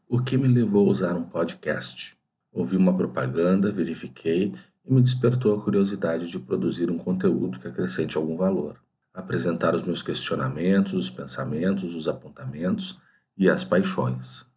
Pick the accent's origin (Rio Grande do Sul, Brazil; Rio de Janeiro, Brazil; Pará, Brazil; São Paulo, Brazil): Rio Grande do Sul, Brazil; Porto Alegre; Eu nasci num sábado à tarde no Hospital Ernesto Dornelles, na cidade de Porto Alegre, capital do estado do Rio Grande do Sul.